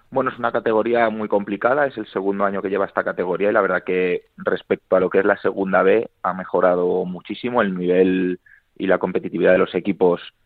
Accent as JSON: {"language": "Spanish", "town": "Madrid", "region": "Community of Madrid", "country": "Spain", "said": "yo soy de Madrid"}